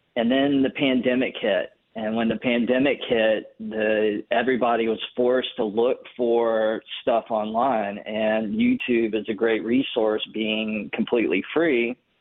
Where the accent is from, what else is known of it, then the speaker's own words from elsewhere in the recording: North Carolina, United States; now in Los Angeles, United States; I live in Los Angeles, big city, lots of people, lots of activity going on. I grew up in North Carolina